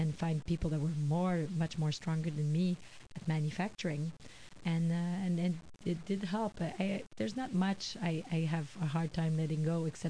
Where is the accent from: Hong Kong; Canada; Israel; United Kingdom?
Canada; Quebec; I'm from Quebec